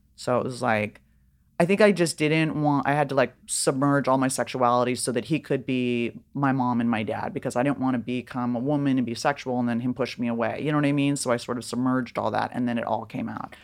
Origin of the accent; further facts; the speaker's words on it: Beverly Hills, California, United States; also born or lived in Laurel Canyon; I grew up in Beverly Hills in Laurel Canyon